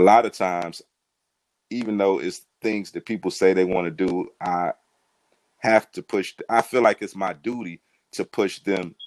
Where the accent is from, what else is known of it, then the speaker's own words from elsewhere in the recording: Cleveland, Ohio, United States; I am from Cleveland, Ohio. Born and raised on the east side of Cleveland, Ohio